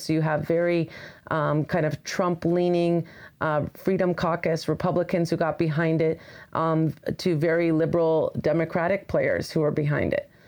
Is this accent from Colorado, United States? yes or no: yes; Colorado, United States; moved away as an adult; now in Washington, D.C., United States; I grew up in Colorado